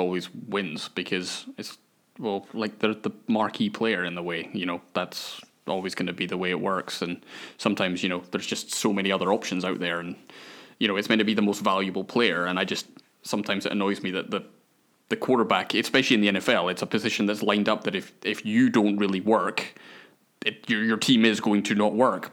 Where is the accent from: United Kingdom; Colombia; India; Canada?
United Kingdom; Scotland; I'm Scottish